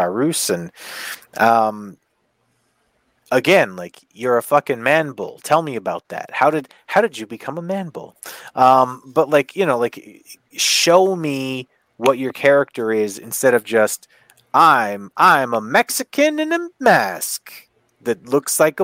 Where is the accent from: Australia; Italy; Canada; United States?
Canada; I'm Canadian